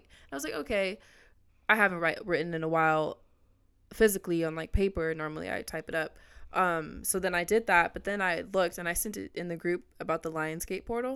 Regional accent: Orange County, California, United States; also born or lived in Los Angeles; I grew up mainly in Orange County

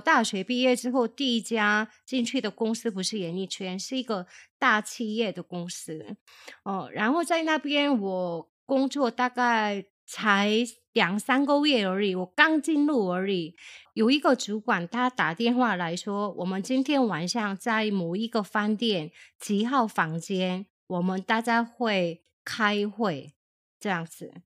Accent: South Korea; now in Taiwan; 我是从韩国来的

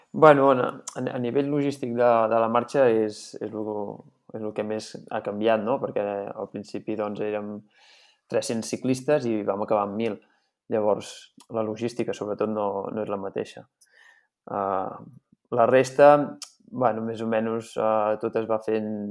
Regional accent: Santa Eulàlia de Riuprimer, Catalonia, Spain; jo sóc fill de Santa Eulàlia de Riu Primer

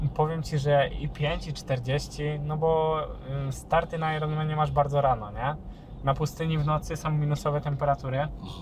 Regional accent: Elbląg, Warmian-Masurian Voivodeship, Poland; ja z Elbląga pochodzę

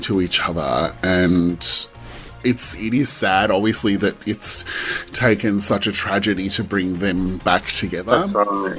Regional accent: Australia

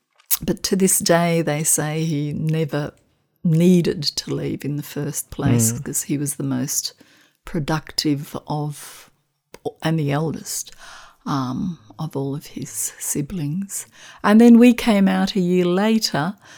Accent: Australia; I am Australian, of Macedonian background.

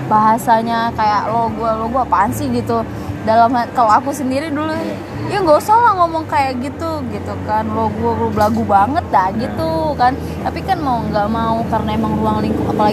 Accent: Medan, North Sumatra, Indonesia; ada ada, ada sebenarnya kalau untuk gedung-gedung tinggi sih ada cuman nggak kayak Jakarta ini kan memang pesat banget Setelah kayak udah banyak banget lah gitu kalau di Medan itu

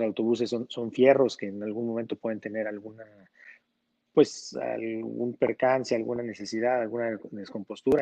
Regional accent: Mexico

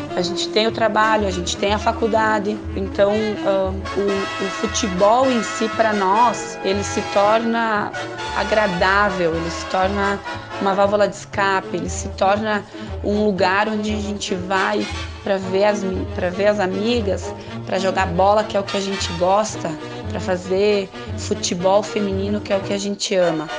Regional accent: Caxias do Sul, Rio Grande do Sul, Brazil; sou de Caxias do Sul, que fica a 30 quilômetros de Farroupilha

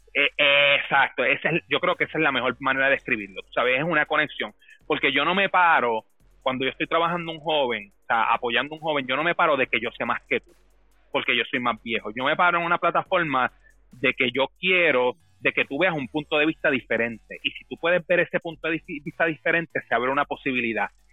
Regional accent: Dorado, Puerto Rico; moved away; yo me crié en Dorado

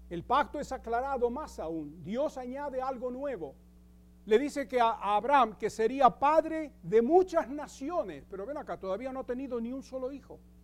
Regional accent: Argentina; moved away as an adult; also born or lived in Greece; now in United States; Grecia fue mi cuna, la Argentina fue mi escuela y Estados Unidos es mi hogar

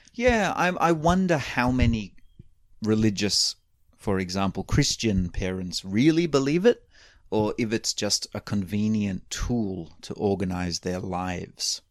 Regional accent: Australia; moved away; I grew up in Australia

